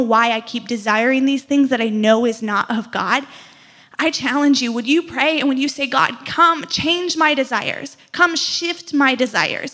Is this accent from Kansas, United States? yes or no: no; outside of Chicago, Illinois, United States; now in Madison, United States; I grew up outside of Chicago